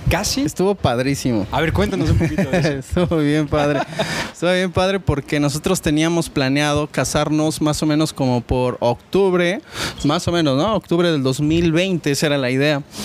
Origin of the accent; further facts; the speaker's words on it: Oaxaca, Mexico; now in Querétaro, Mexico; yo soy de Oaxaca también